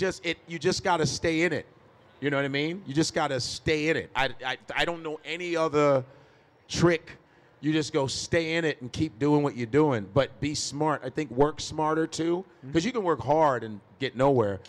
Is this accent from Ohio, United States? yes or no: no; Chicago, Illinois, United States; born or raised there